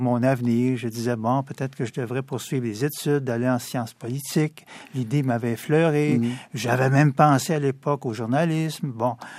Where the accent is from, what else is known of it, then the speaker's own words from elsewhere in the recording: Montreal, Quebec, Canada; pur produit de l'Est de Montréal. Ah ce qu'on appelle le quartier euh, Hochelaga-Maisonneuve. J'y ai grandi